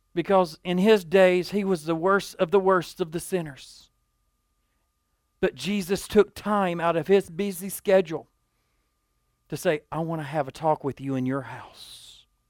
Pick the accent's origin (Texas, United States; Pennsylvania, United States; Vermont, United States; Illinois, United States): Texas, United States; Dumas; At eleven years old, I was a young man growing up in Dumas